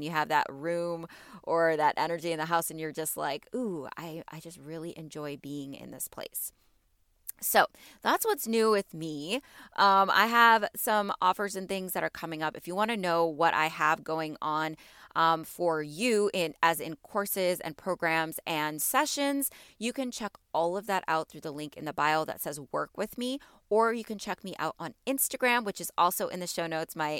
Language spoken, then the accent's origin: English; Illinois, United States; you know I'm a Midwest girl. I am from Illinois. I'm from like the north, like 45 minutes north of Chicago. So I'm on the border of Wisconsin and Chicago.